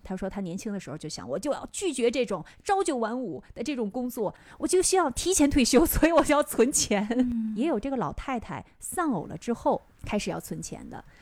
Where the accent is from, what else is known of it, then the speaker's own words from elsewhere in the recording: China; now in Tokyo, Japan; 我们中国人是三顿都要坐下来好好吃嘛